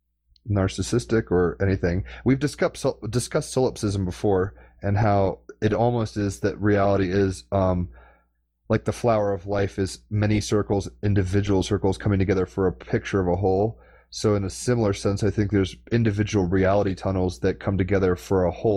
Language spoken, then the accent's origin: English; United States; as an American